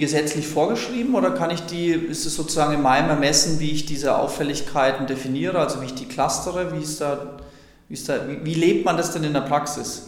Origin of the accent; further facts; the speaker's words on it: Franconia, Bavaria, Germany; ich komme ja nicht aus Bayern, sondern aus Franken